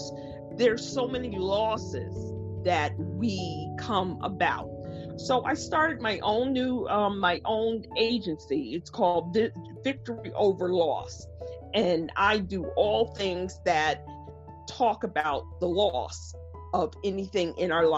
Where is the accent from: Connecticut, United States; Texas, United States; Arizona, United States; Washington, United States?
Connecticut, United States; Stamford; I'm from Stamford, Connecticut, which is about 40 minutes out of New York City.